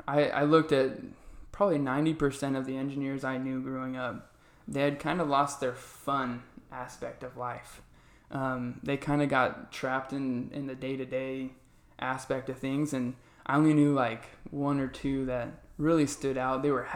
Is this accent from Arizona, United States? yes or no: yes; Arizona, United States; So I was born and raised here in Arizona. I love it here.